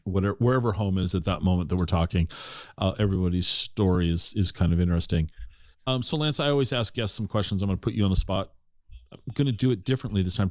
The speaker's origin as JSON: {"language": "English", "town": "Tacoma", "region": "Washington", "country": "United States", "tie": "born or raised there", "also_born_or_lived": "Parkland", "said": "grew up in Tacoma in the sixties"}